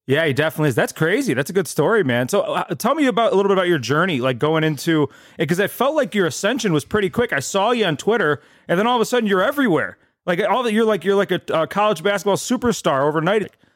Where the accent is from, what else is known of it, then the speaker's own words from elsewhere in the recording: Eastlake, Ohio, United States; I'm from East Lake.